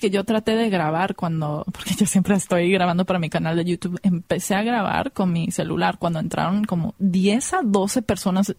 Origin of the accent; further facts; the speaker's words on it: United States; nací en los Estados Unidos, pero mi mamá es mexicana de Sinaloa y mi papá es de Irán